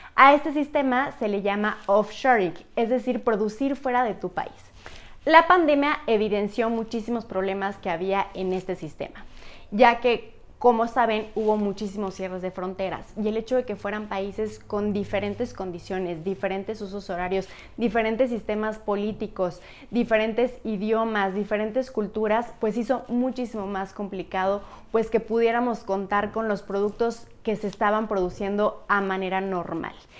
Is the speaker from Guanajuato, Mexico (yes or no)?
no; Hidalgo, Mexico; yo soy de Hidalgo, me he dedicado mucho a promover mi estado